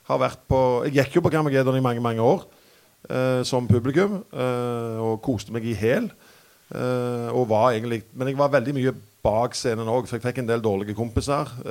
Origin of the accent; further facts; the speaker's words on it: Randaberg, Rogaland, Norway; Jeg er fra Randaberg, faktisk. Ja. Stavanger.